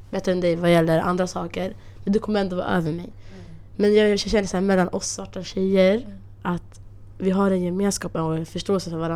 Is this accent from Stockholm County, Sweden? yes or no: yes; Stockholm, Stockholm County, Sweden; jag växte upp här i Husby. Mm. Okay, så jag har aldrig känt av den här skillnaden. typ. Mm. Det är många eritreaner här, somalier här, alltså araber här. Så jag gick alltid i skola i Kvarnbacksskolan i Kista och sen i Älvingeskolan.